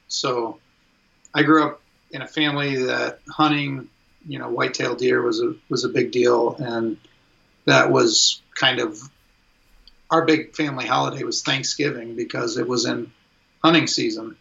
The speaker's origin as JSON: {"language": "English", "town": "Fairview", "region": "Michigan", "country": "United States", "tie": "born or raised there", "moved": "as an adult", "said": "I grew up in uh, Fairview, Michigan"}